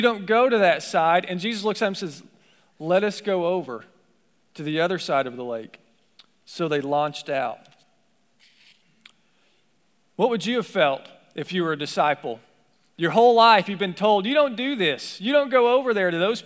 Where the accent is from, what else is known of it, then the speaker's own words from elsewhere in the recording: Appalachia, Kentucky, United States; I grew up in Appalachia in the hills of Kentucky